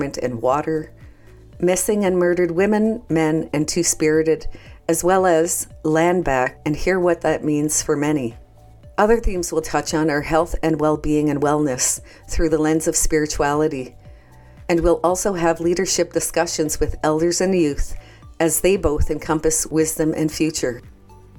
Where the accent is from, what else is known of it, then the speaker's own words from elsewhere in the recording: Canada; I'm from the Bear Clan and from Canada